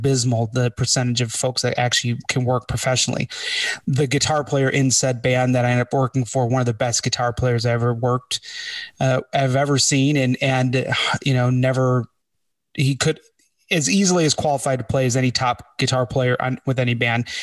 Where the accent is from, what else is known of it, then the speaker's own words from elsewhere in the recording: Chicago, Illinois, United States; We're from Chicago